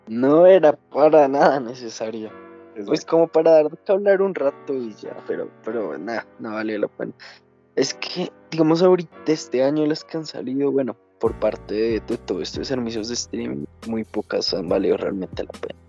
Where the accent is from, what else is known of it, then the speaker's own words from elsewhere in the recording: Colombia; somos de Colombia